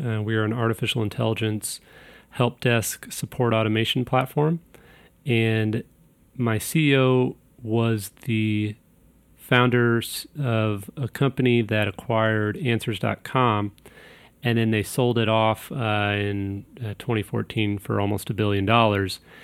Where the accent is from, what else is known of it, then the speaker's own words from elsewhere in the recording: Kansas City, Missouri, United States; I'm from Kansas City, Missouri